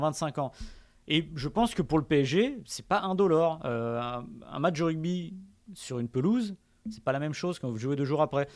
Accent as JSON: {"language": "French", "area": "Hauts-de-Seine", "region": "Île-de-France", "country": "France", "tie": "born or raised there", "said": "je suis pas parisien, je suis né dans les Hauts-de-Seine, je suis francilien"}